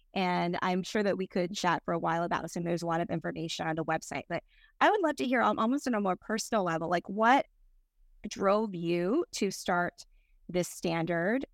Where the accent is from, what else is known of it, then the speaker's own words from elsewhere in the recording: North Carolina, United States; North Carolina, which is my home state as well